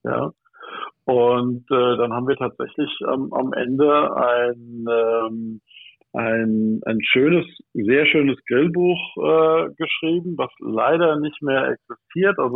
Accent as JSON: {"language": "German", "town": "Michelstadt", "region": "Hesse", "country": "Germany", "said": "Äh, ich bin aus Michelstadt im Odenwald."}